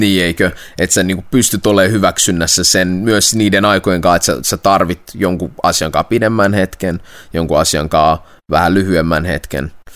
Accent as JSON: {"language": "Finnish", "town": "Vaasa", "region": "Ostrobothnia", "country": "Finland", "said": "me kummatkin ollaan siis Vaasasta, Suomen länsirannikolta"}